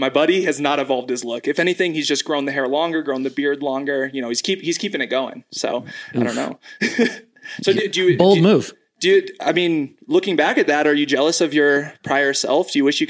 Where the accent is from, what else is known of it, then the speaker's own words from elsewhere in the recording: Minnesota, United States; I mean, growing up in Minnesota, like hockey hair, big thing.